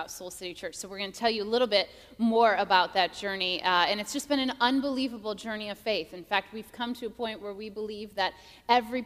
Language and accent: English; Wheaton, Illinois, United States; moved away as an adult; also born or lived in Atlanta, Georgia; I grew up in Wheaton, and so I'm a Midwest girl by heart.